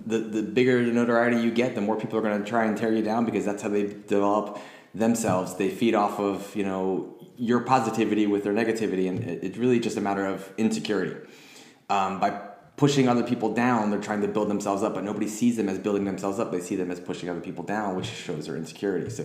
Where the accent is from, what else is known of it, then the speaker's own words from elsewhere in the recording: United States; I'm American